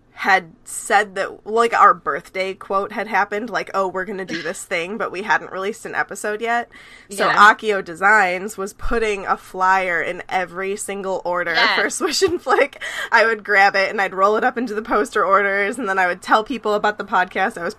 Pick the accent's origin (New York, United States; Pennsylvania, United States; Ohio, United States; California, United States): Ohio, United States; Cleveland; when I was growing up, I actually lived in Cleveland